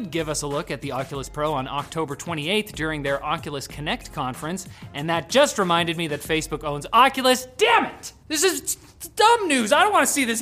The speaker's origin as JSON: {"language": "English", "country": "Canada", "said": "We're Canadian"}